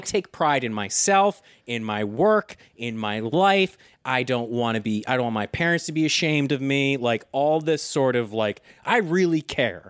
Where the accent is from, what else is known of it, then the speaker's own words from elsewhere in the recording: United States; I'm so American, I've been surrounded by weapons so much